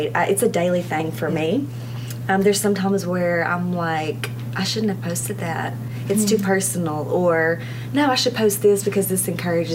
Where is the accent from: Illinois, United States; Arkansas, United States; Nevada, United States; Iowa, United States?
Arkansas, United States; I was born and raised in Arkansas.